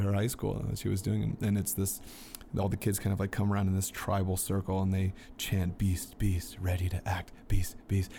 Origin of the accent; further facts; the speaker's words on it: Peachtree City, Georgia, United States; my hometown in, in Petrie City, Georgia